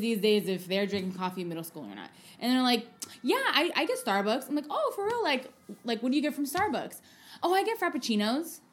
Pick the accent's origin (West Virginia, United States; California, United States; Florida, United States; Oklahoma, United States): California, United States; San Francisco; also born or lived in Oakland; I'm born and raised here